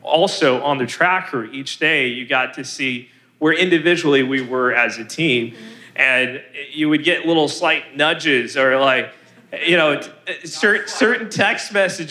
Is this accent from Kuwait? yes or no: no; California, United States; moved away; also born or lived in Pacific Northwest; I'm originally born and raised in California